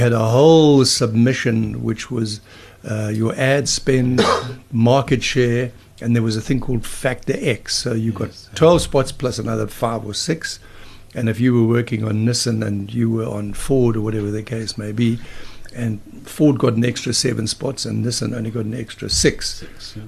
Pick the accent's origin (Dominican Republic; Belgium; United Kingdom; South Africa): South Africa; Durban, KwaZulu-Natal; Growing up in Durban